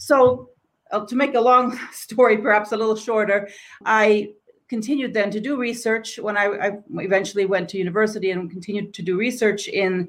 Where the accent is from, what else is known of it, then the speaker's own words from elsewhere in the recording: Tanzania; I think my path was a little different than Fatima's, but I grew up in Tanzania. I lived there 15 years